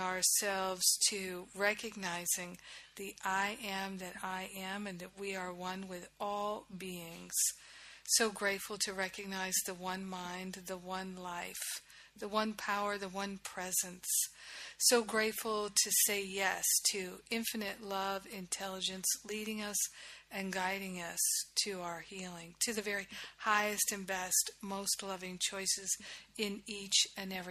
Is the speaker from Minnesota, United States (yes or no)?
no; Rhode Island, United States; moved away as an adult; also born or lived in Maine / Boston / New York / Los Angeles; I grew up in Rhode Island.